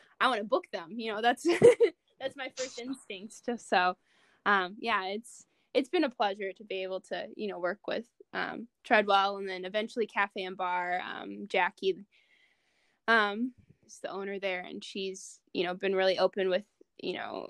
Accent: Oswego, Illinois, United States; I'm from Oswego

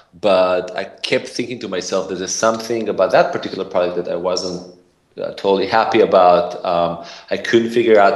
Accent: Israel; also born or lived in San Francisco, California, United States; now in United States; I have an accent, originally from Israel. Grew up there, and then I somehow accidentally moved to the U.S.

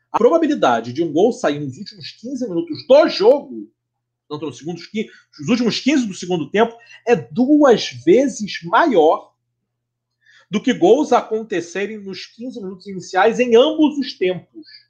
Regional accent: Rio de Janeiro, Brazil; como bom carioca

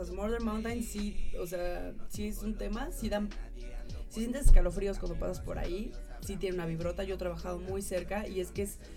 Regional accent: Mexico; tenían una granja donde había gente de Costa Rica, de Brasil, habíamos mexicanas, colombianas

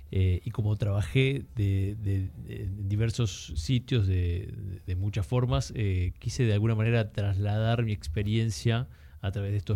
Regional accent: Argentina; Eh, Argentina, eh, comienzo a trabajar desde una edad temprana, de diferentes rubros

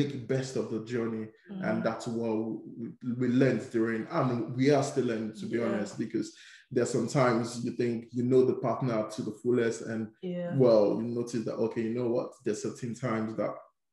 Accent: Nigeria; now in United Kingdom; I grew up in Nigeria

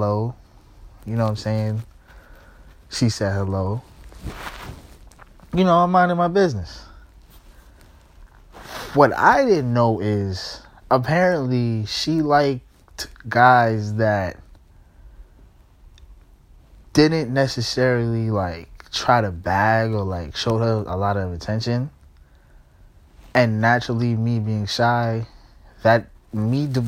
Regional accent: New York, United States; I'm from New York, so, you know what I'm saying, like, I still live in New York, you know what I'm saying, so, this is high school in New York

